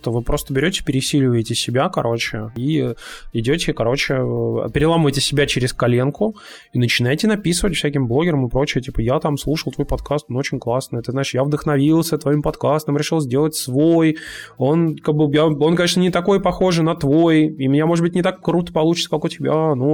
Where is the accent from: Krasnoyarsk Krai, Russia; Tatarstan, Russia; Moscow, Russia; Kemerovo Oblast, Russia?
Tatarstan, Russia; Kazan; А вот мы тут, типа, из Казани.